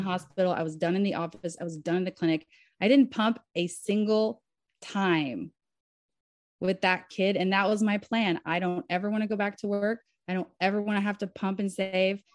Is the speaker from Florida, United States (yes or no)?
no; Southern Kentucky, United States; moved away as an adult; now in Nashville, United States; I was raised in Southern Kentucky, and Nashville was the nearest big city.